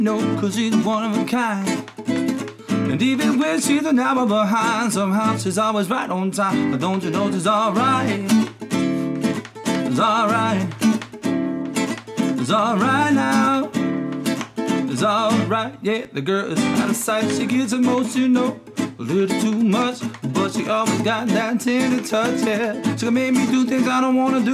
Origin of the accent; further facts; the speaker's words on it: Bluffton, South Carolina, United States; also born or lived in Savannah, Georgia / Hilton Head Island, South Carolina; I lived on Hilton Head Island until I was 6 years old. Then I moved to Bluffton. I've been there ever